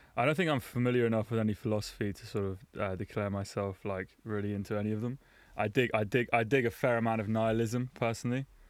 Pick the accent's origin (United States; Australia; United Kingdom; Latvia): United Kingdom; London; moved away as an adult; now in Berlin, Germany; I was raised in London